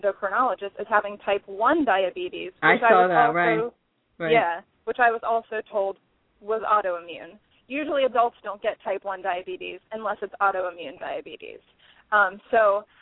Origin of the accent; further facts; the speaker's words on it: Pittsburgh, Pennsylvania, United States; I was born and raised in the Pittsburgh area